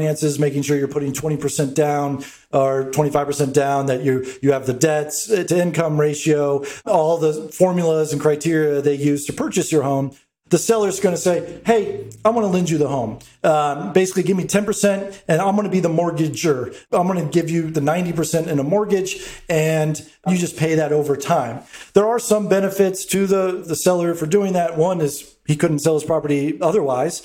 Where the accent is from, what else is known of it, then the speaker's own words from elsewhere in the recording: Atlanta, Georgia, United States; moved away as an adult; also born or lived in Brooklyn, New York; I was born and raised in Atlanta. And after spending 13 years in Brooklyn, came back to Atlanta.